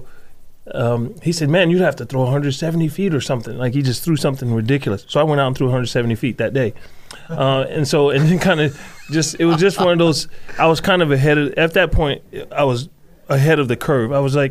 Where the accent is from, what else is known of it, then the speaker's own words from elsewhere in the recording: New Jersey, United States; moved away as an adult; also born or lived in Idaho; now in Nampa, United States; born and raised in New Jersey until the ripe age of 18